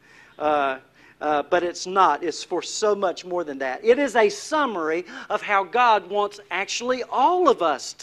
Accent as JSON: {"language": "English", "region": "North Carolina", "country": "United States", "said": "I'm from North Carolina"}